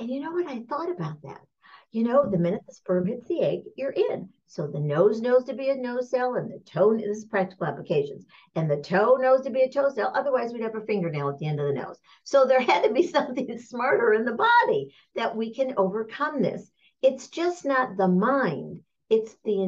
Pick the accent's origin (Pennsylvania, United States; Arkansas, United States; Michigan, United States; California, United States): Michigan, United States; I'm from Michigan